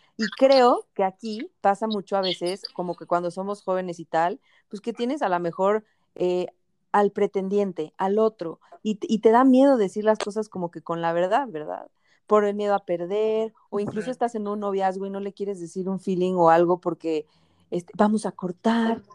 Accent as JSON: {"language": "Spanish", "country": "Mexico", "moved": "as an adult", "lives_now": "El Salvador", "said": "soy mexicana"}